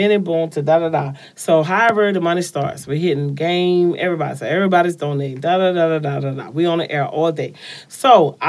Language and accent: English; New Orleans, Louisiana, United States; now in Atlanta, United States; I'm from New Orleans.